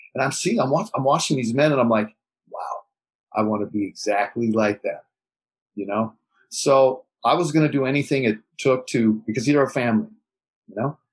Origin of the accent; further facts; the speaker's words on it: Beverly Hills, California, United States; I grew up in Beverly Hills